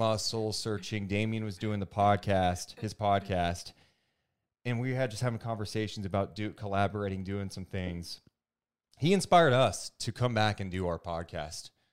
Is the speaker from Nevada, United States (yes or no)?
no; Sacramento, California, United States; I grew up in Sacramento, born and raised in Sacramento